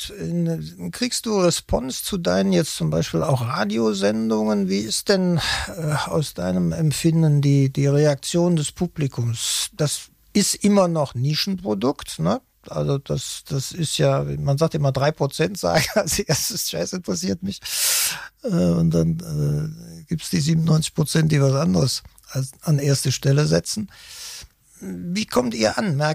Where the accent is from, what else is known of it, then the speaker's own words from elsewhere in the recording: Cologne, North Rhine-Westphalia, Germany; da muss ich ja als Kölner froh sein und glücklich